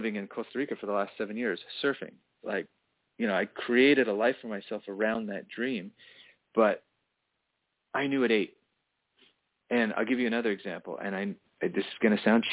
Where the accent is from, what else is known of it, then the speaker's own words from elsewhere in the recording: Toronto, Ontario, Canada; I grew up in Toronto, which is a wonderful town